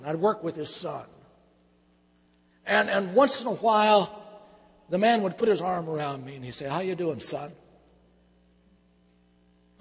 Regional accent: Michigan, United States; I was born and reared in Michigan on a farm.

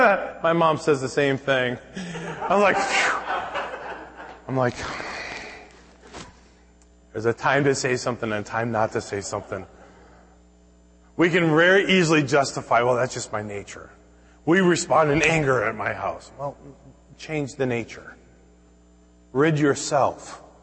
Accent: Minnesota, United States; I can remember growing up in Minnesota

